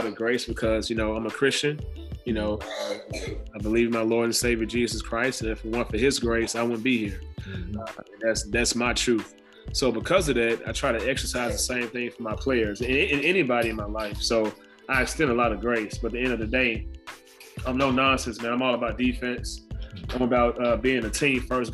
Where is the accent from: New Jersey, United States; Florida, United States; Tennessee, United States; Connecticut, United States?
Tennessee, United States; Memphis; moved away; I'm from Memphis